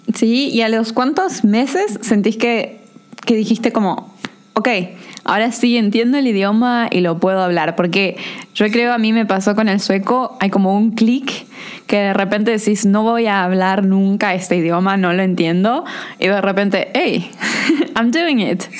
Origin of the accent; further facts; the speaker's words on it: Corrientes, Argentina; yo soy de Corrientes